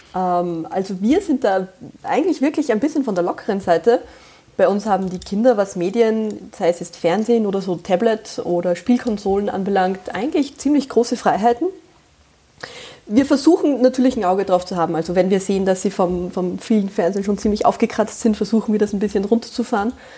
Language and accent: German; Austria; accent: Austrian dialect; ich bin Österreicherin und ich bemühe mich sehr, dass man das nicht zu sehr raushört. Also sollte ich in schlimmsten Dialekt verfallen